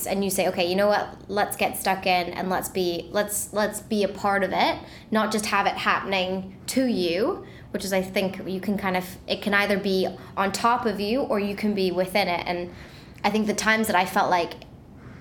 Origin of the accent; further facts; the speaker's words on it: New York City, New York, United States; I grew up in New York City, but my family now resides in Wilton, Connecticut